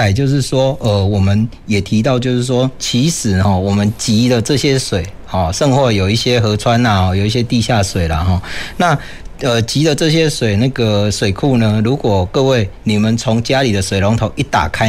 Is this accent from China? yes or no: no; Taiwan; 哦，我们台湾人哦，马西可怜呐